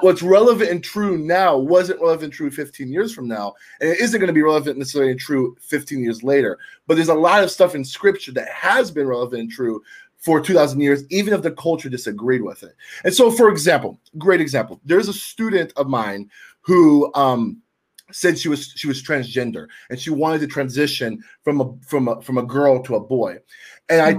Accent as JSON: {"language": "English", "town": "Tampa", "region": "Florida", "country": "United States", "moved": "yes", "lives_now": "Milwaukee, United States", "said": "I'm originally from Tampa, Florida, and somehow I'm the only Cuban that made it north of Nashville"}